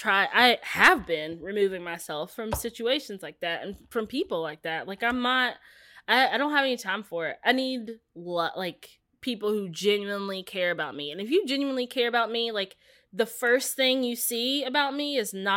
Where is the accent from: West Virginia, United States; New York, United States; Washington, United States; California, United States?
West Virginia, United States; Like, we were talking about me growing up in the South in, like, yes, this little town in West Virginia.